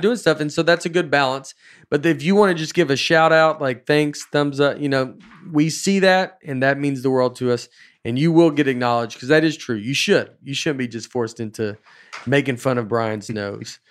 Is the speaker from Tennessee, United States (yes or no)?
yes; Old Hickory, Tennessee, United States; I grew up in Old Hickory